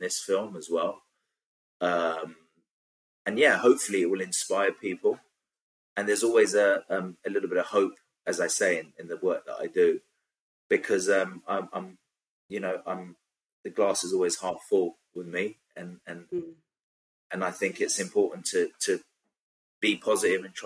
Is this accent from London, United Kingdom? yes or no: yes; London, United Kingdom; I grew up in Southeast London